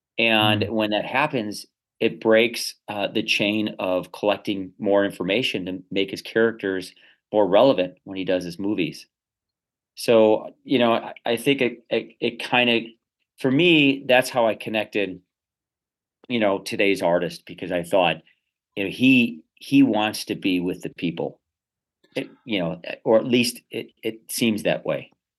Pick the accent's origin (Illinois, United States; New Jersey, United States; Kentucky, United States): Illinois, United States; Chicago; I grew up on the South Side of Chicago for the first 14 years.